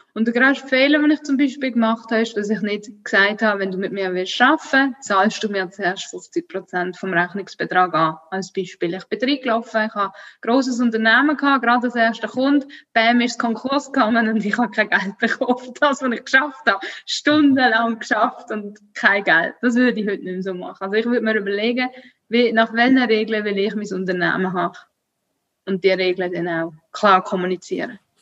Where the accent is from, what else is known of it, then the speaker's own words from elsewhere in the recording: Switzerland; ich bin Schweizerin, ich bin mit dem aufgewachsen